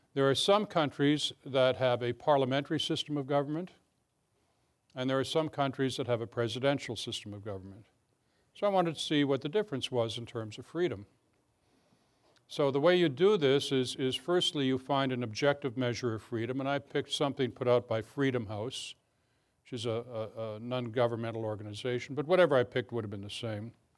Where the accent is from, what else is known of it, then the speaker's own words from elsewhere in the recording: Canada; now in Alexandria, United States; I'm, I'm Canadian as well as American.